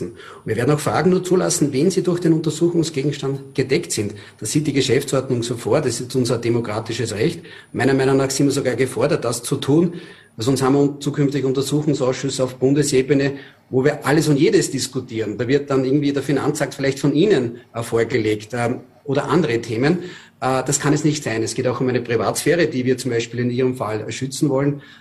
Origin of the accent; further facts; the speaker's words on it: Lower Austria, Austria; Ich erlebe das in Niederösterreich, ich selber bin Niederösterreicher.